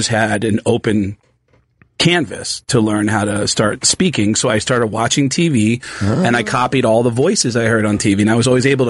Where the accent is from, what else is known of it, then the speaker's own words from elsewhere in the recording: Mount Vernon, New York, United States; I grew up in a deaf family and I grew up in Mount Vernon outside the Bronx.